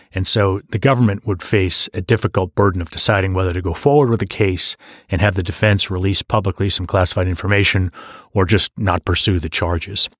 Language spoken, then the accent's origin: English; Hanover, New Hampshire, United States; I was born and raised in Hanover, New Hampshire